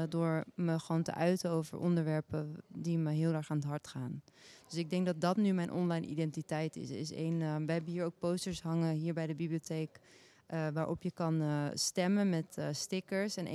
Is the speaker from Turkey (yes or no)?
yes; Turkey; ik ben een Turkse vrouw met een Aliwi achtergrond ehm, ik ben actrice ook.